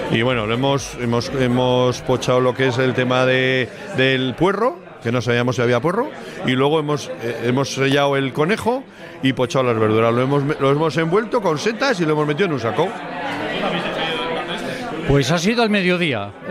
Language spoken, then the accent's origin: Spanish; Gordoa, Basque Country, Spain; de Gordoa.